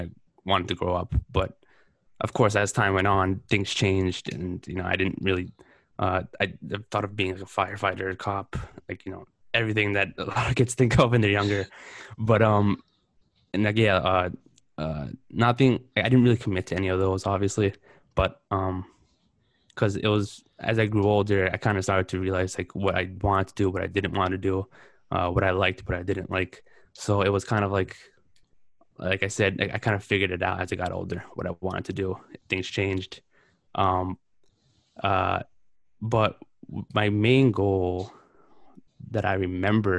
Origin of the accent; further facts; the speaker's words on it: New York City, New York, United States; I grew up in Queens, New York. Basically lived in the same house my whole entire life.